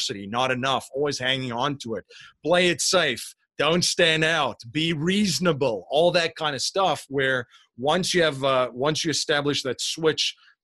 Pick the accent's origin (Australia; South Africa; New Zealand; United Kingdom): South Africa; moved away as an adult; now in Bucks County, Pennsylvania, United States; I'm originally from South Africa. I live in Bucks County, Pennsylvania now, so this is definitely not a Pennsylvanian accent